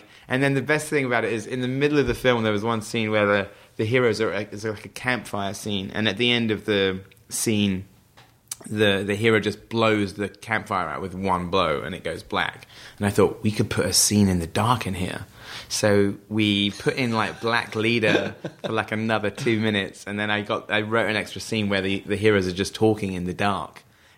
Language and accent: English; Wells, South West England, United Kingdom; the owner of the local paper in my hometown in Somerset, which is the same place where Hot Fuzz is shot, Wells in Somerset, a nice rural area.